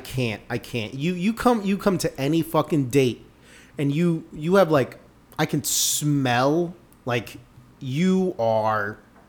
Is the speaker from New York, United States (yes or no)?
no; Miami, Florida, United States; now in Seattle, United States; like growing up in Miami